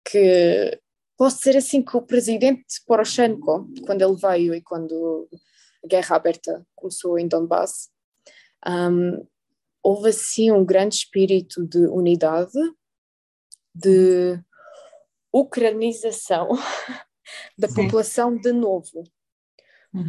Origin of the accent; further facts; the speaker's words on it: Torres Novas, Centro, Portugal; also born or lived in Galicia, Ukraine; eu gosto de Torres Novas, é a cidade onde eu cresci.